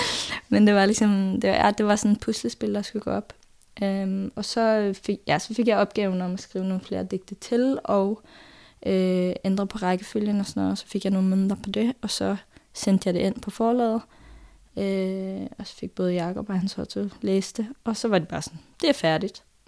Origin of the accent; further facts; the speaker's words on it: Norway; Danish is a second language; moved away; jeg er jo nordmand, sådan at øh, der kommer jo bare en masse norske ord og vendinger og sådan noget ind i teksten